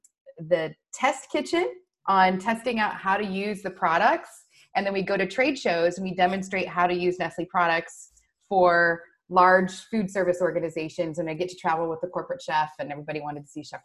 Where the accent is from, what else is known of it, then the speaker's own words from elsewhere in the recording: Washington, United States; my first sales job, because I did like money, was selling sweet corn on the side of the road, Highway 395 in very northeastern Washington state